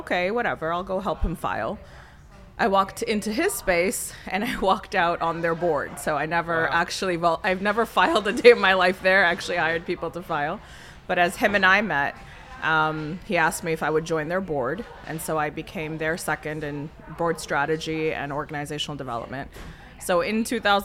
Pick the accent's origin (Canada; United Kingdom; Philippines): Canada; Pickering, Ontario; moved away as an adult; also born or lived in Toronto, Canada; now in Chicago, United States; I grew up in Pickering, Ontario. I was born in Toronto proper, Scarborough at the time